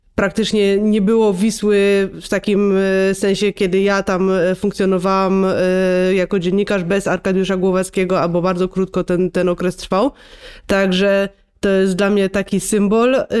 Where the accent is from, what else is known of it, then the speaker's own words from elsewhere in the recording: Silesian Voivodeship, Poland; ja też jestem ze Śląska